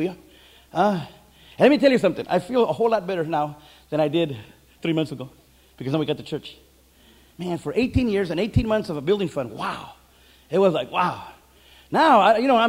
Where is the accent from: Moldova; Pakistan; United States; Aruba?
United States; Santa Paula, California; I'm from the Little Lemon, Santa Paula, California